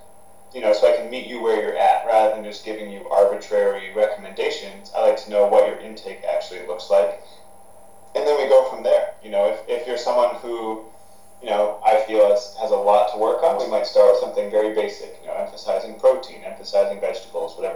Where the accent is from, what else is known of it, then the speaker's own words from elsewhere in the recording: Maine, United States; starting my own Cressy Performance essentially in Maine, in my home state